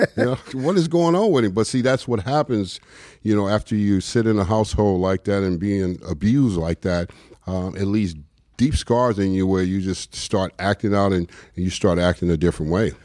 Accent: Los Angeles, California, United States; moved away as an adult; also born or lived in New York; I grew up in South Central, L A. Uh, so that's home

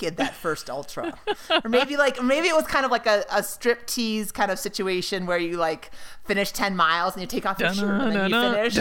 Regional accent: Minnesota, United States; moved away; It's my Minnesota roots

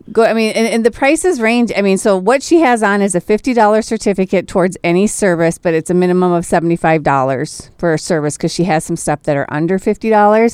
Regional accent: Minnesota, United States; I am Minnesotan

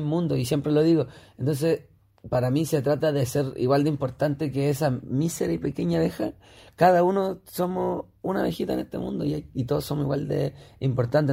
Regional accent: Elqui Valley, Coquimbo, Chile; retrocedí a mi infancia en el Valle del Elqui, en, el campo

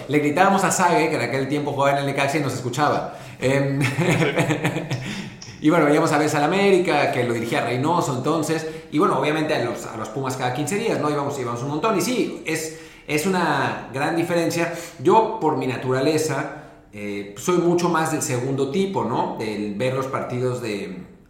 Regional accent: Mexico City, Mexico; moved away as an adult; also born or lived in Los Angeles; now in Spain; me fui de México hace 14 años

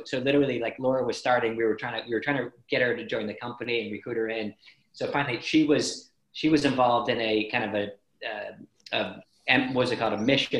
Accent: United States; now in Ireland; I always describe myself as American Irish, because I grew up in America and then moved to Ireland

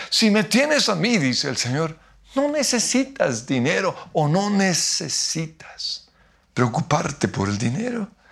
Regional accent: Colombia; como diríamos en Colombia

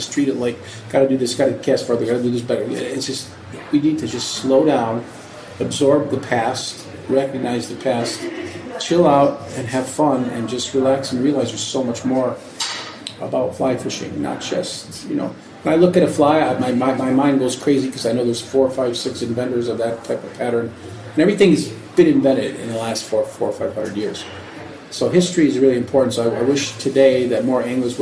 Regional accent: Niagara Falls, New York, United States; now in Michigan, United States; I grew up in Niagara Falls, New York, in upstate New York

